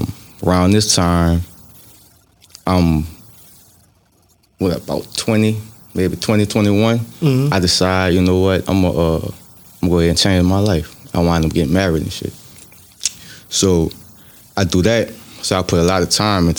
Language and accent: English; LaPlace, Louisiana, United States; also born or lived in Reserve, Louisiana; St. John Parish, man. I'm from LaPlace, you know what I'm saying? Well, I was between LaPlace and Reserve